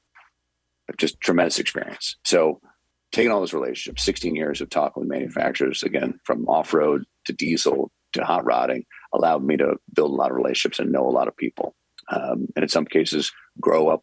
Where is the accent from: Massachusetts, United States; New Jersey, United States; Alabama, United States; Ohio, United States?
Massachusetts, United States; Western; I was from Western Massachusetts